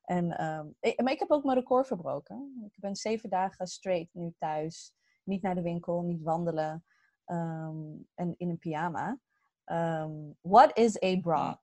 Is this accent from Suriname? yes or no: no; Morocco; En wij zijn Marokkaans, eh, wij zijn Marokkaans, dus dan werden echt soms hamburgers, Marokkaanse worstjes.